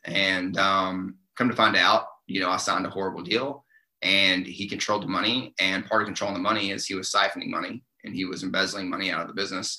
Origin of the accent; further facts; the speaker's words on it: Eastern Kentucky, United States; moved away; I grew up in Eastern Kentucky